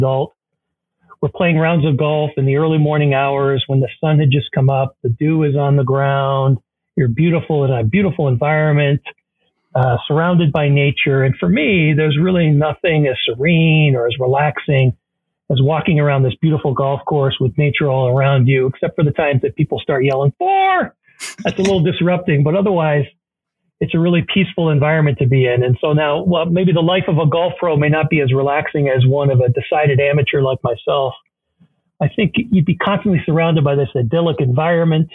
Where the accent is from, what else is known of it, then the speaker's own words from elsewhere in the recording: Canada; moved away as an adult; also born or lived in Kingston, Ontario / Providence, Rhode Island; now in Ann Arbor, United States; When I moved, I mentioned I was from Canada. When I moved to the U.S. from Canada several years ago, I initially lived on the East Coast